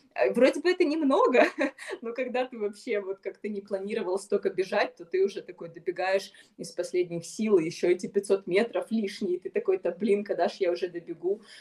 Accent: Ukraine; я бегун из Украины

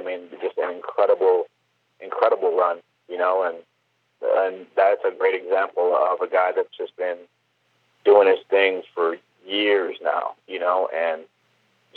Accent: Cleveland, Ohio, United States; growing up in Cleveland

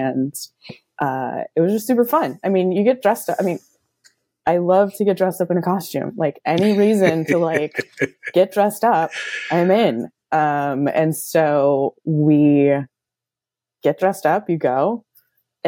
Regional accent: the Bay Area, California, United States; also born or lived in Central Coast, California; I grew up in the Bay Area, and I went to college on the Central Coast in California.

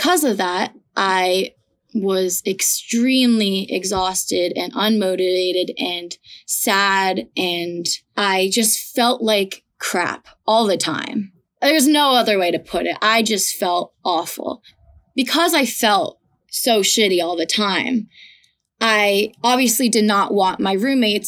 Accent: Ridgefield, Connecticut, United States; I am from Ridgefield, Connecticut.

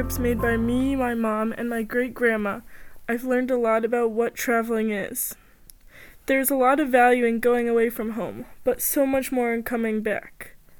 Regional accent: Rochester, United States; I would be back in the comfort of my hometown, Rochester, soon.

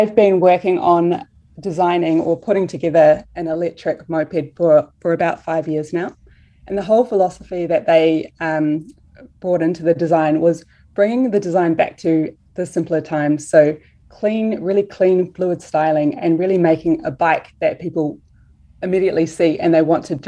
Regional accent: New Zealand; we're from New Zealand.

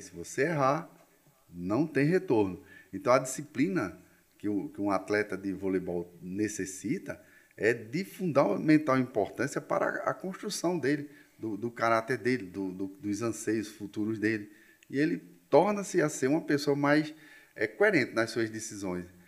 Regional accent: Cabedelo, Paraíba, Brazil; also born or lived in João Pessoa; Mas eu só fiz nascer aqui. Aqui foi o, o, local da minha chegada, né, como diz a história. Meus pais eram do, de Rapaz, eu não, não lembro nem onde era Sarapó, que era um distrito de Teixeira, não era nem um... Então eles vieram de lá, né, almejando melhores momentos na vida deles e migraram para Cabedelo. Então eu passei minha adolescência toda lá em Cabedelo

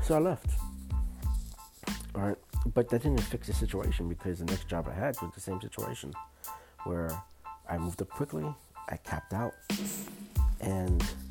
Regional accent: New York City, New York, United States; growing up in Brooklyn in the projects

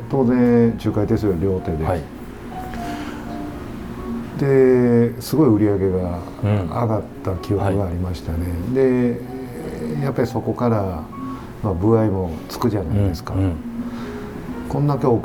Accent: Awaji Island, Hyogo, Japan; also born or lived in Tokyo; 私もともと淡路島出身なんですけど

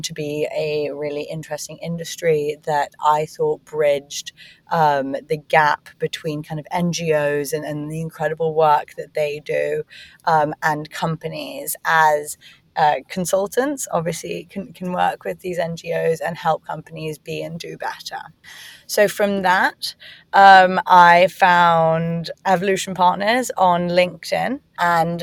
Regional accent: Hong Kong; moved away; also born or lived in England / United States; having been born and raised in Hong Kong, I went to school in England and then university in America.

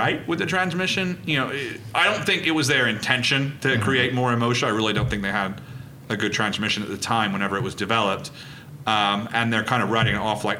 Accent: Reading, South East England, United Kingdom; I was born in Reading.

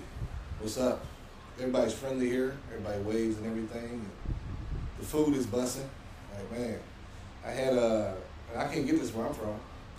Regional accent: St. Louis, Missouri, United States; Born and raised in St. Louis

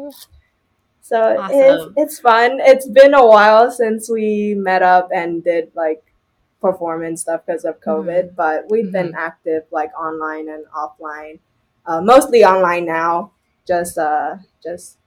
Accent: Shanghai, China; now in Toronto, Canada; I grew up in Shanghai before, and my mom is Shanghainese

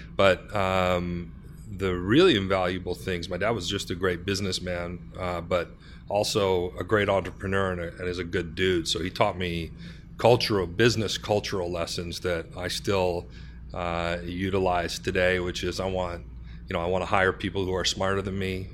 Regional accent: Canada; we're a Canadian company with those kind of soft Canadian sensibilities.

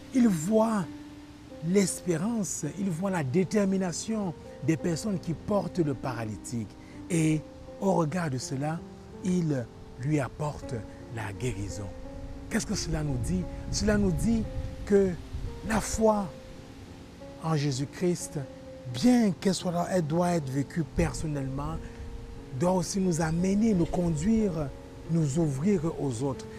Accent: Quebec, Canada; en tant que Québécois

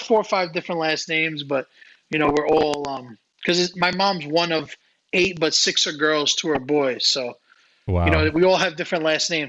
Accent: New York City, New York, United States; they're from Long Island and I'm from Brooklyn.

